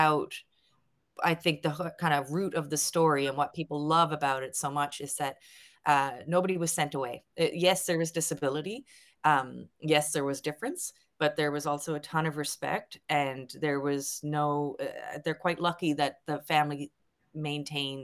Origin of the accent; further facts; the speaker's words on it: St. John's, Newfoundland and Labrador, Canada; they moved later into St. John's in the 1950s. So I'm a classic townie